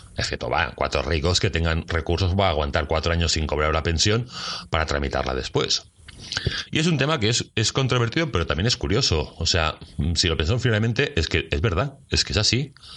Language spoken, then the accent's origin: Spanish; Catalonia, Spain; como catalán independiente que soy de aquí